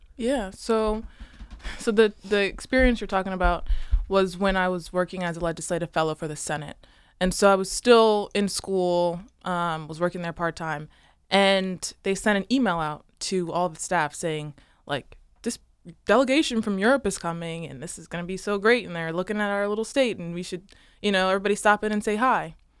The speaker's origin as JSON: {"language": "English", "town": "Newark", "region": "Delaware", "country": "United States", "tie": "born or raised there", "said": "So, I grew up in Newark, outside the city limits"}